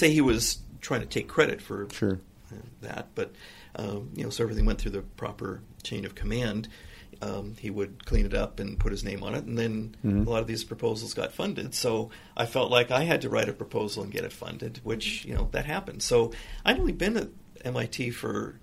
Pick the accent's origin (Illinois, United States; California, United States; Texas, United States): California, United States; Newport Beach; also born or lived in Los Angeles area, California; I consider really Newport Beach to be my hometown because I went to junior high and high school there